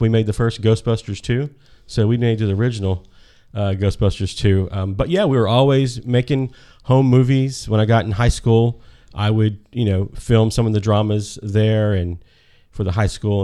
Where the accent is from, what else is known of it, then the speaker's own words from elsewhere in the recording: Birmingham, Alabama, United States; I'm from Birmingham, Alabama